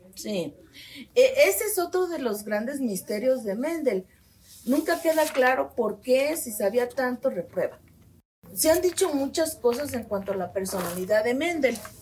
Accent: Guadalajara, Jalisco, Mexico; Nací en Guadalajara, Jalisco

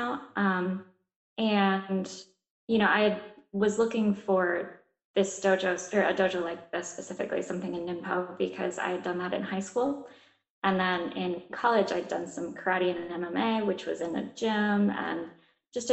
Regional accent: Ohio, United States; moved away as an adult; also born or lived in South Carolina; I grew up in Ohio

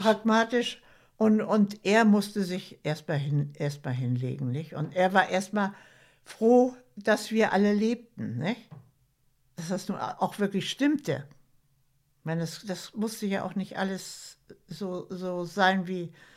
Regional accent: Schleswig-Holstein, Germany; Ich wohne jetzt in Schleswig-Holstein. Meine längste Zeit meines Lebens, also bin ich Schleswig-Holsteinerin.

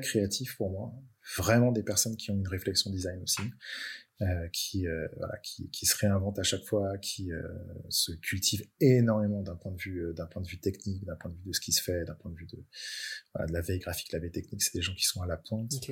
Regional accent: Brittany, France; now in Nantes, France; chez moi en Bretagne

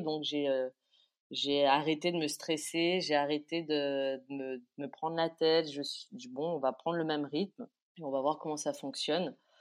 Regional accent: Réunion; La culture réunionnaise m'a beaucoup aidé

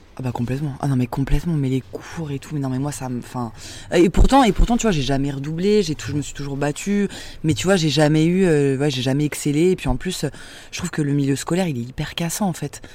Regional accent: Saint-Denis, Île-de-France, France; J'ai grandi à Saint-Denis en banlieue parisienne

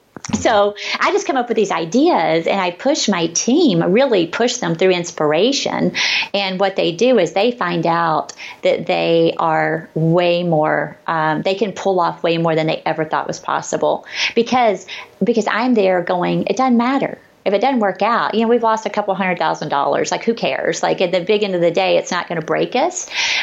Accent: the South, United States; It's like I grew up in the South and I love that.

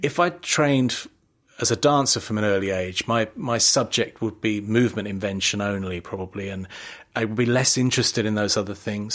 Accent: London, United Kingdom; I was born in London, East yeah. London, a very ordinary working class family, but my parents loved theatre and they took me always in the cheapest seats

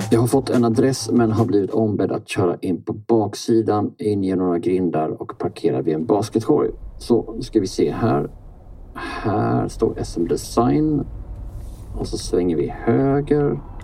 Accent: Båstad, Skåne, Sweden; now in Stockholm, Sweden; Själv är jag uppvuxen på en gård utanför Båstad

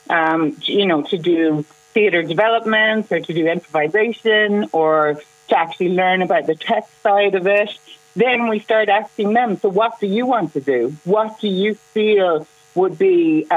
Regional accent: Kinsale, Munster, Ireland; I'm from Kinsale and I know how community-oriented we are

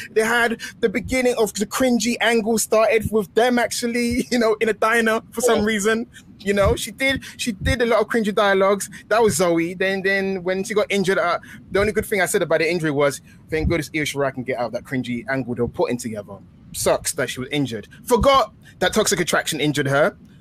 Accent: England, United Kingdom; I'm a British flower. I'm an English rose

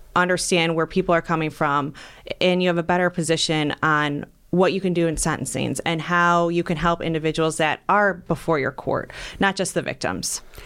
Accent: North Ridgeville, Ohio, United States; I grew up in North Ridgeville

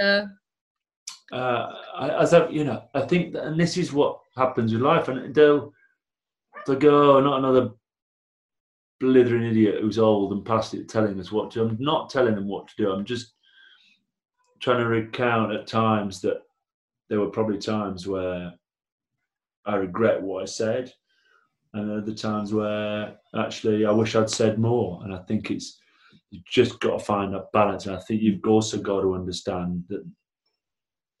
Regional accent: Blackburn, North West England, United Kingdom; I'm from Blackburn

